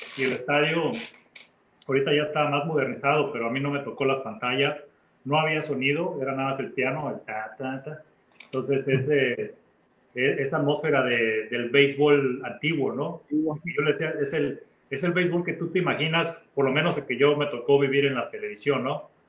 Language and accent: Spanish; Mexico; moved away as an adult; me hubiera regresado a México desde mi segundo o tercer año